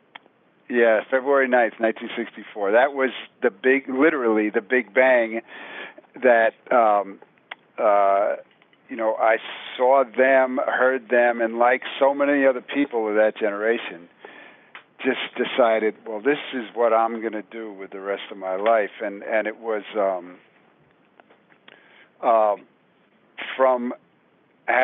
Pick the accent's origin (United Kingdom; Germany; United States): United States; New York City, New York; growing up in New York City, in the '60s